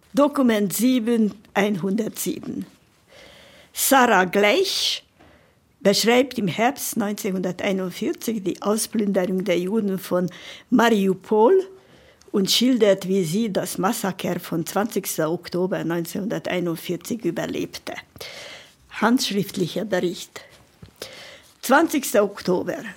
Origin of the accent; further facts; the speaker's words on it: Budapest, Hungary; moved away; geboren in Budapest und in Pestazsébet, das ist ein Vorort von Budapest, bin ich aufgewachsen